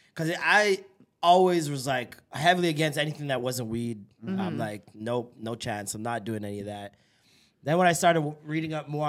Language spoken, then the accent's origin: English; Edmonton, Alberta, Canada; Yo, we're Edmonton, fam.